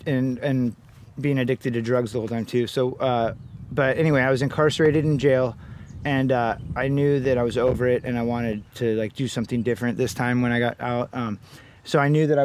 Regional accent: Santa Cruz, California, United States; I was born here in Santa Cruz, California in 1979

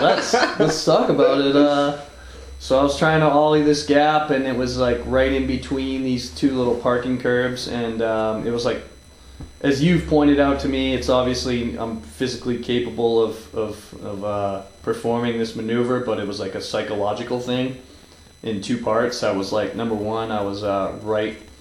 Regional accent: New England, United States; moved away; I grew up on the East Coast, pre-internet

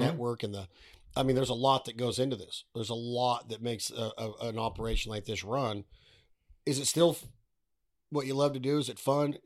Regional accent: Nevada, United States; I'm from Nevada

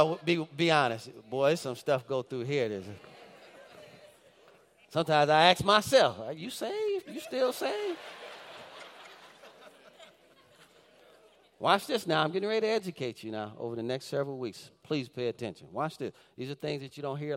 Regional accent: Detroit, Michigan, United States; If you're from the Detroit area, we grew up on Dexter and Davis

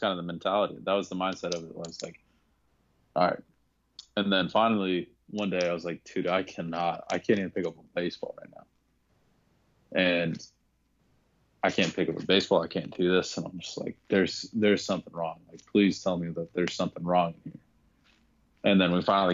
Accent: Arizona, United States; I'm also from Arizona

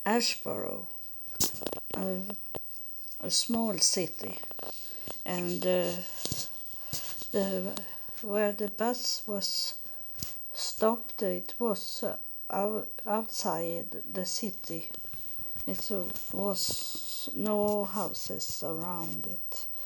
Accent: Sweden; English is a second language; moved away as an adult; now in United States; I come from Sweden

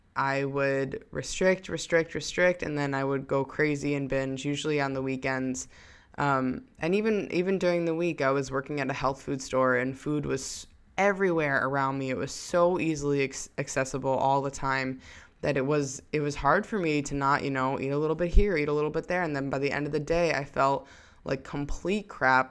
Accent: New York, United States; I came back home to my hometown in New York

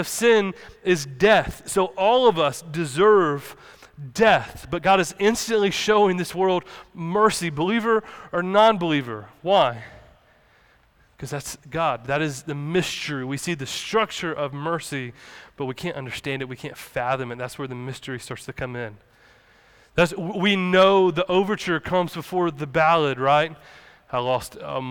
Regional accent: the South, United States; Us growing up in the South, growing up in the Bible Belt

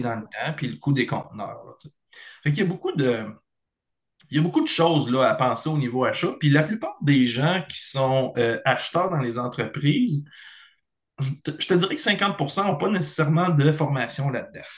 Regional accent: Beauce, Chaudière-Appalaches, Quebec, Canada; also born or lived in Bellechasse, Quebec; je suis originaire de la Beauce, dans la région de Chaudière-Appalaches, mais j'habite dans la région de Bellechasse depuis 16-17 euh, ans

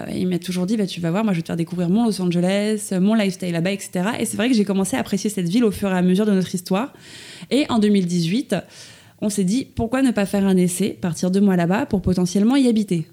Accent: Suresnes, Île-de-France, France; je suis née à Paris, enfin plus précisément à Suresnes, dans le 92, à l'hôpital Foch

